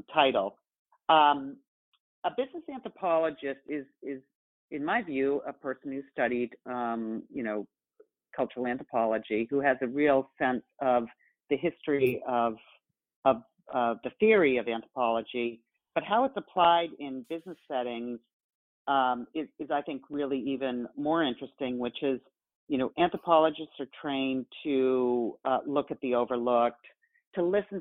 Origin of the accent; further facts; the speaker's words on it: New Hampshire, United States; I'm from New Hampshire